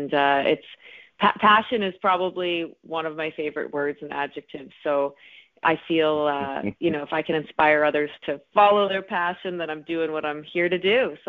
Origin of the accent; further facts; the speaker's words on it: Atlantic Canada, Canada; Well, I am from Atlantic Canada, and I've pretty much lived all over. I spent a bit of time in Toronto and Los Angeles and a little bit of time in New York, but Atlantic Canada is where I call home.